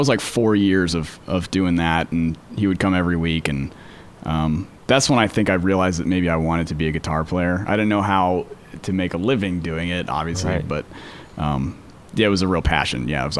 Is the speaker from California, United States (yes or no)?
yes; Menlo Park, California, United States; Menlo Park, California, man.